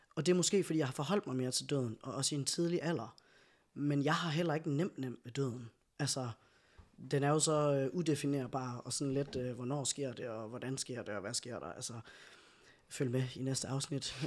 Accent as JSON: {"language": "Danish", "town": "Skive", "region": "Central Denmark Region", "country": "Denmark", "tie": "born or raised there", "moved": "yes", "lives_now": "Aalborg, Denmark", "said": "født og opvokset i Skive, øh, og bor nu i Aalborg"}